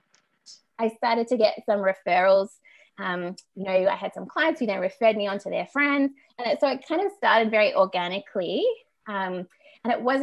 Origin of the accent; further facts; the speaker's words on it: Canberra, Australian Capital Territory, Australia; moved away as an adult; now in Melbourne, Australia; I grew up in Canberra, the nation's capital, and I lived there until I was about 20